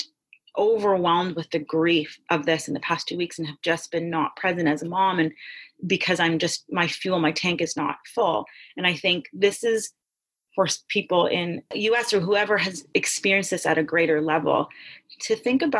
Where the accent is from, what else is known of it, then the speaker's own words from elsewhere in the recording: Toronto, Ontario, Canada; I grew up in Canada, in Toronto, where I have access to the medical system